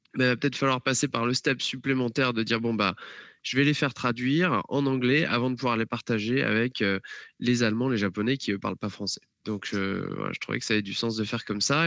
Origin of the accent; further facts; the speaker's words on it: France; moved away as an adult; now in Atlanta, United States; en tant que Français